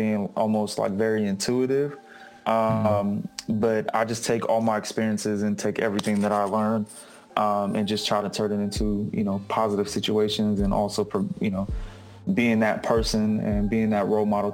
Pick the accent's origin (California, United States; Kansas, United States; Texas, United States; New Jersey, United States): California, United States; Sacramento; now in Oakland, United States; I'm based out of Oakland. I'm originally from Sacramento, born and raised.